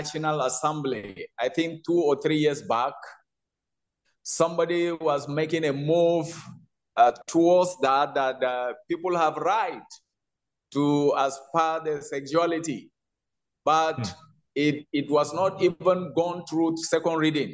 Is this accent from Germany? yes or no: no; Nigeria; in Nigeria, we still stick